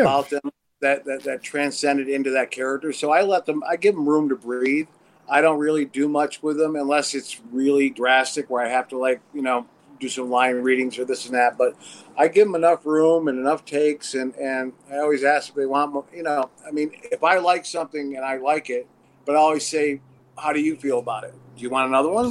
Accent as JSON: {"language": "English", "town": "Watertown", "region": "New York", "country": "United States", "moved": "yes", "lives_now": "Los Angeles, United States", "said": "originally upstate New York, Watertown, and then lived in the city for three years"}